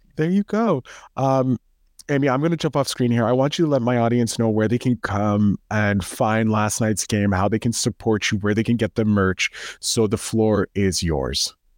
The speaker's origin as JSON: {"language": "English", "country": "Canada", "said": "I'm a Canadian"}